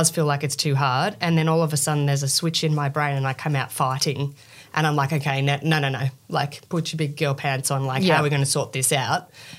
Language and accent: English; Australia; I'm from Australia.